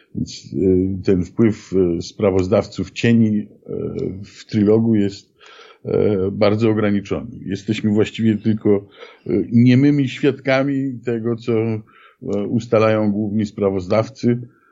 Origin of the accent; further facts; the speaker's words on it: Poland